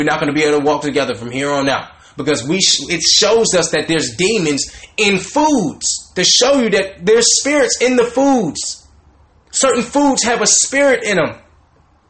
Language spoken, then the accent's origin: English; the South, United States; Growing up in the South, in the hood, the ghetto